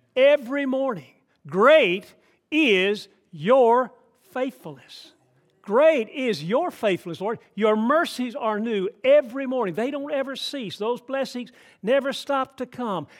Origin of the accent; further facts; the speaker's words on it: Atlanta, Georgia, United States; I grew up in Atlanta, Georgia. I grew up in city, big city